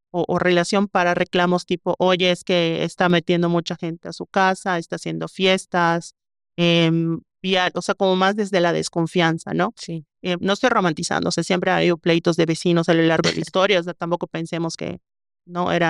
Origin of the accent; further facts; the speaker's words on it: Mérida, Yucatán, Mexico; Una cosa que justamente yo critico de Mérida, que es mi ciudad natal, es el tema de la falta de parques, ¿no?